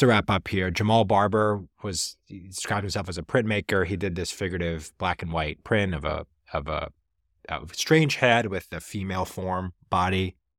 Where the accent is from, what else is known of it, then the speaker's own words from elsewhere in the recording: Jersey Shore, New Jersey, United States; moved away; I'm originally from the Jersey Shore.